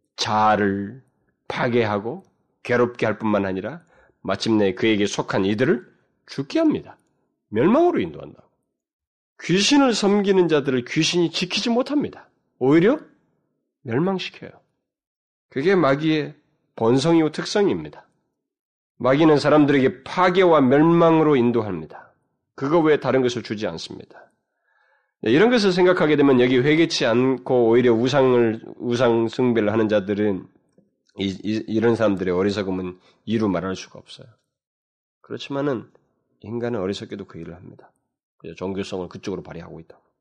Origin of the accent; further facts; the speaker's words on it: South Korea